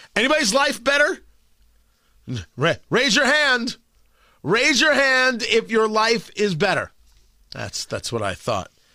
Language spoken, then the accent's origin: English; United States; I'm an American. This is my country. This is where I was born